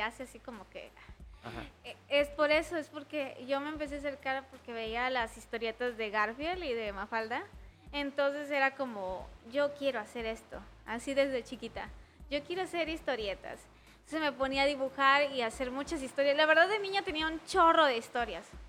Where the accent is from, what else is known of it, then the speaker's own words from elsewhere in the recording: Tapachula, Chiapas, Mexico; now in Tuxtla Gutiérrez, Mexico; soy de Tapachula